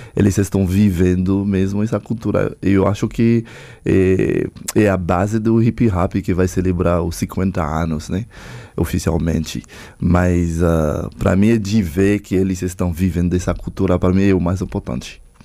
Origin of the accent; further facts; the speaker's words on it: Haiti; Eu sou haitiano, tenho uma própria cultura